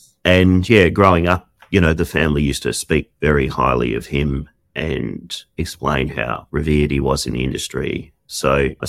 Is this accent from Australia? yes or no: yes; Perth, Western Australia, Australia; I'm from Perth